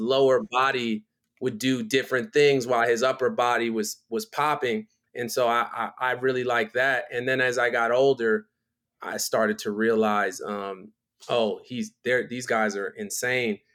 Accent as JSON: {"language": "English", "town": "Miami", "region": "Florida", "country": "United States", "also_born_or_lived": "Philadelphia, Pennsylvania / Baltimore, Maryland", "moved": "as an adult", "lives_now": "Los Angeles, United States", "said": "I'm from Miami because I spent, you know, eleven years of my life living there"}